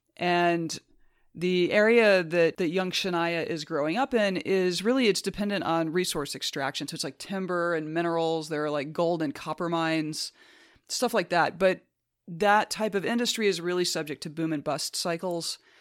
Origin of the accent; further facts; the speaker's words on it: United States; As an American